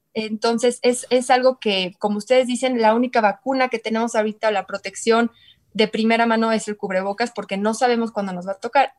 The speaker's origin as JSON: {"language": "Spanish", "region": "Querétaro", "country": "Mexico", "said": "yo soy de Querétaro"}